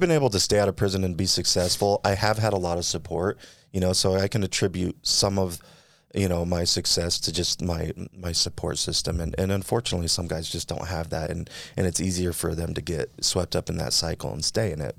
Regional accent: California, United States; now in Utah, United States; I'm from California

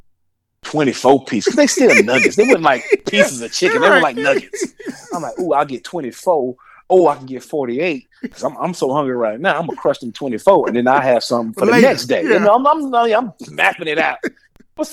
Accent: New Orleans, Louisiana, United States; mostly I'm from New Orleans, so I like rice.

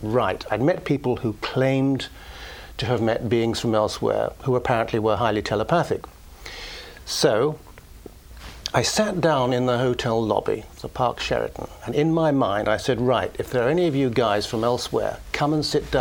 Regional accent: United Kingdom; being British

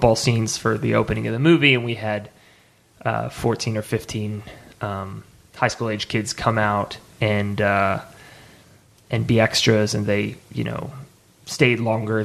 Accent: Dallas, Texas, United States; I'm from Dallas

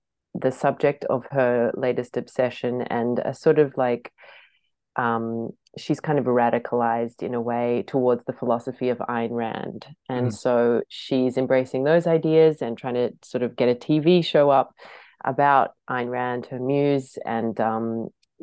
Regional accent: Australia; being an Australian

